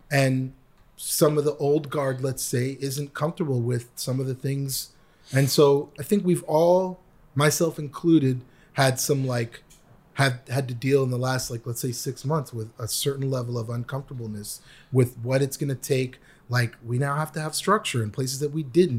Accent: Canada; also born or lived in New York; now in United States; I was an international student because I am from Canada

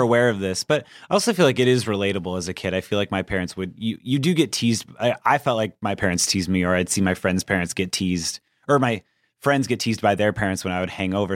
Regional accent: Anaheim, California, United States; I'm from Anaheim

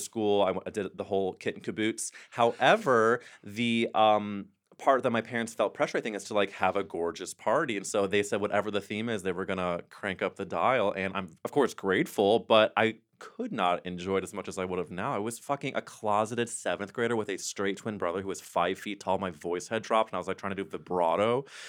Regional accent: St. Louis, Missouri, United States; I grew up in Missouri

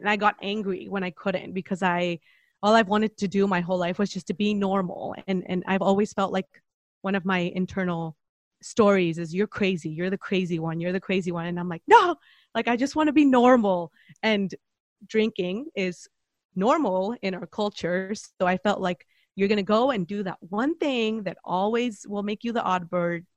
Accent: Mexico; moved away as an adult; now in San Diego, United States; I'm originally from Mexico, but I've been here for coming up on a decade.

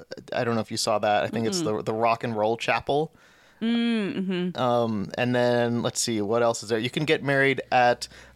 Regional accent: United States; as an American

